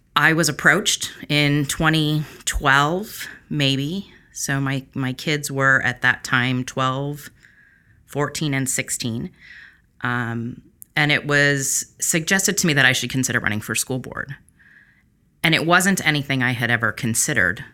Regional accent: Long Beach, California, United States; I'm born and raised here in Long Beach

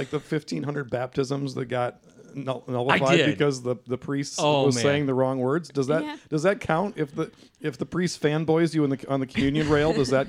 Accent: Indiana, United States; moved away; I am not a Spartan. I'm from Indiana.

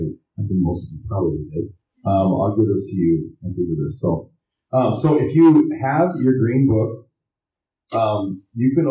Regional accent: Wyoming, United States; I'm from Wyoming and there's a lot of farms and ranches in Wyoming

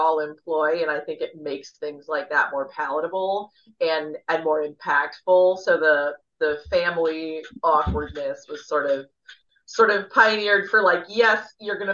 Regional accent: Midwest, United States; I'm from the Midwest

